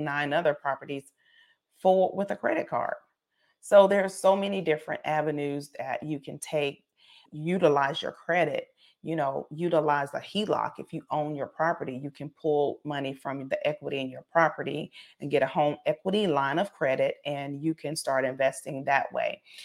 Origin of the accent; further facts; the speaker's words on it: South Carolina, United States; I'm from, I'm from South Carolina